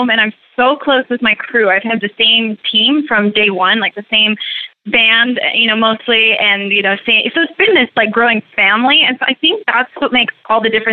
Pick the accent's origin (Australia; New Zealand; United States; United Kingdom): United States; Gilbert, Arizona; moved away as an adult; also born or lived in Provo, Utah; I grew up in Gilbert, Arizona.